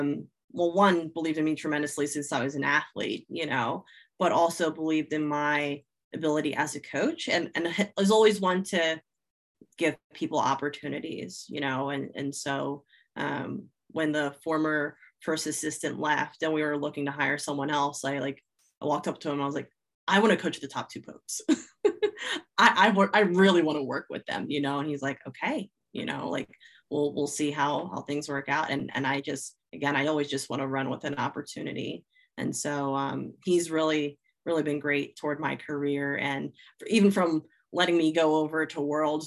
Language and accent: English; New Jersey, United States; growing up in South Jersey, I am a diehard Philly sports fan